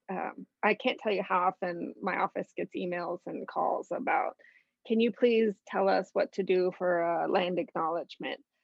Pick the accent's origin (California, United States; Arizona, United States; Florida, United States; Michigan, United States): Arizona, United States; moved away as an adult; I am originally from Arizona. I've been out here for 11 years